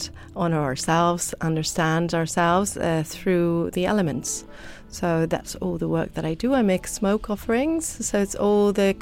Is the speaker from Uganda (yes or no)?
no; Chile; English is a second language; moved away; since I come from Chile, I also like to put a little bit of what I've learned there as a kid